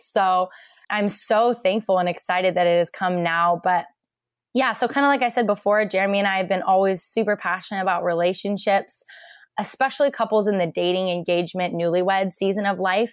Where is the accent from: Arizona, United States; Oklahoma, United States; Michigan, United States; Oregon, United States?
Oregon, United States; Portland; also born or lived in Bend, Oregon; I grew up in Portland, Oregon.